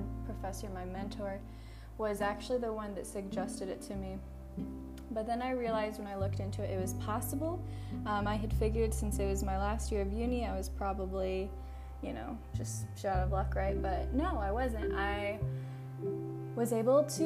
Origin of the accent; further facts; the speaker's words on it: Iowa, Missouri area, Midwest, United States; moved away as an adult; now in Thailand; I grew up in rural America in the US, Iowa, Illinois, Missouri area, the Midwest